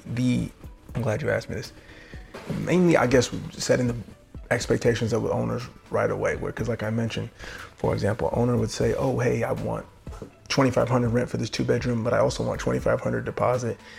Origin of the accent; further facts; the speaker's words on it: Corona, California, United States; moved away as an adult; also born or lived in Washington, D.C. area; I'm from Corona, so it's not like I'm from like Baldwin Hills or something in California